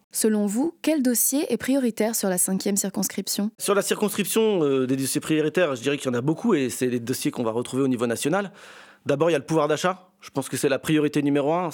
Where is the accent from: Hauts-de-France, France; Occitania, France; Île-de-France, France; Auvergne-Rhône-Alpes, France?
Hauts-de-France, France; Compiègne; Je suis né à Compiègne, je suis un enfant du territoire